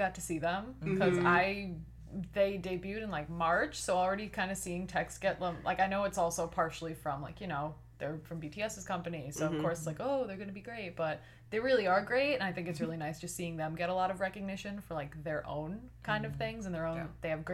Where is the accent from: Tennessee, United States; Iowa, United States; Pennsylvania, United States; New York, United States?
New York, United States; I'm from New York.